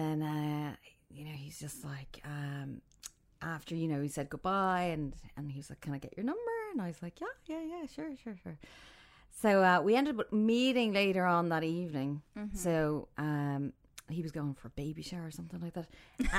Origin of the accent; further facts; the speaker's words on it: Ireland; now in Dubai, United Arab Emirates; I'm from Ireland. I'm living in Dubai for over a year now.